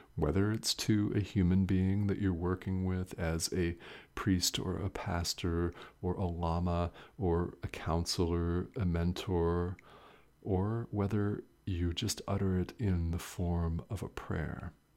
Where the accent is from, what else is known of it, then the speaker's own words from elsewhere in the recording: United States; I'm a man that was born and raised in the United States.